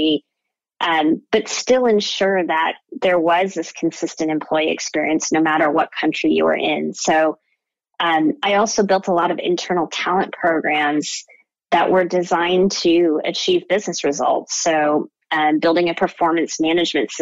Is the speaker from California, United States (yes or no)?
yes; Orange County, California, United States; also born or lived in Downey, California / Berkeley, California / Pasadena, California; I was born in Downey, California, and grew up here in Orange County.